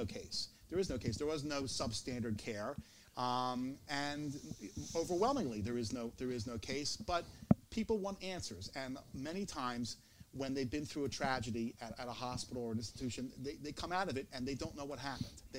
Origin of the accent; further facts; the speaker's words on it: Philadelphia, Pennsylvania, United States; I come from Philadelphia. I grew up here, just like Jeff did